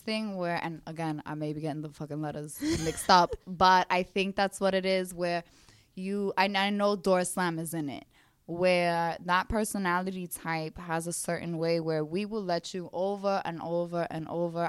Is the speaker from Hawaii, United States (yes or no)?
no; New York City, New York, United States; accent: Brooklyn; growing up in Brooklyn